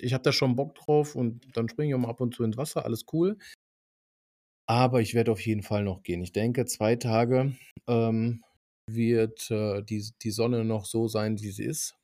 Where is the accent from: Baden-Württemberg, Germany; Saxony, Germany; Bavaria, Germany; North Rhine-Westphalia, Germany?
North Rhine-Westphalia, Germany; bei uns in Nordrhein-Westfalen